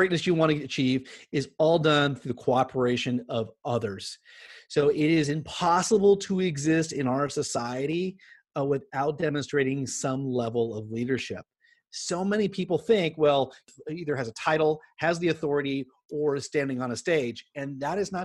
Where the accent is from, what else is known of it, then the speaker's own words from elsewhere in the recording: Southern California, United States; I grew up in here in Southern California.